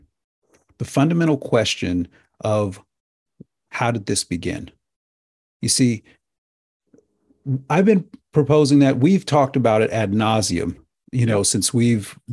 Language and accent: English; United States; as an American